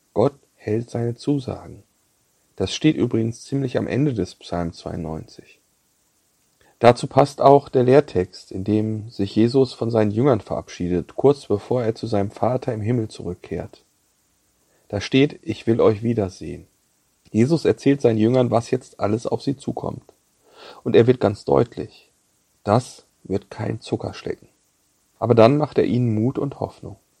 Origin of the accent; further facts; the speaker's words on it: Bad Salzuflen, North Rhine-Westphalia, Germany; moved away; Ich war in den Osterferien in meiner Heimat Bad Salzuflen bei meinen Eltern zu Besuch.